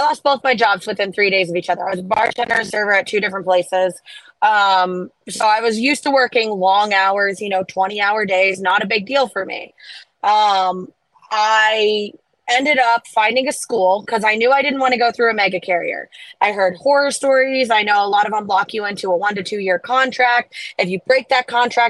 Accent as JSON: {"language": "English", "region": "Florida", "country": "United States", "said": "I'm from Florida."}